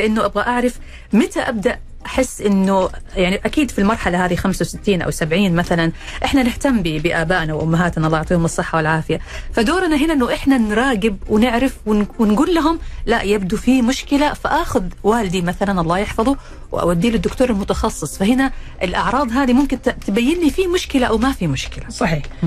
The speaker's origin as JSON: {"language": "Arabic", "country": "Saudi Arabia", "said": "عندنا في السعوديه"}